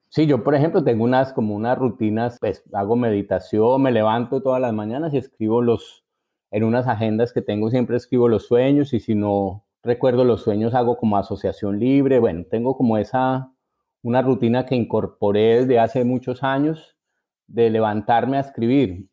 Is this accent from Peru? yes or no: no; Colombia; moved away as an adult; now in Buenos Aires, Argentina; nuestro país